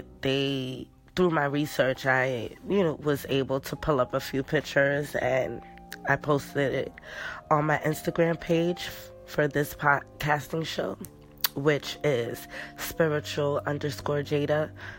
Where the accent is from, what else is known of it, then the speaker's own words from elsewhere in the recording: New York City, New York, United States; I'm from New York, so New York City.